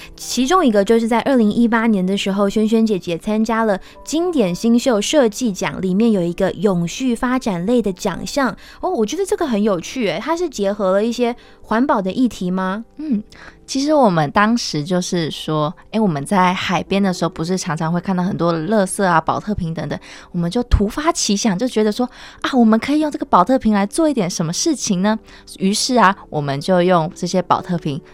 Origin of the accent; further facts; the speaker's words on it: Kinmen, Fujian Province, Taiwan; moved away as an adult; now in Taipei, Taiwan; 我是读到高中毕业，也就是十八岁的时候，然后我就自己一个人来台北追求艺术的路